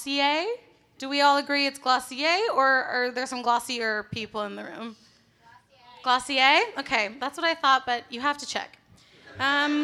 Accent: Canada; I'm from Canada, where Margaret Atwood is from

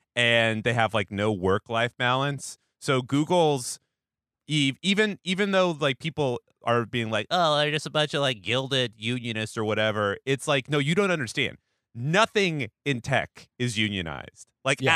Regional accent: Seattle, Washington, United States; moved away; I'm from Seattle

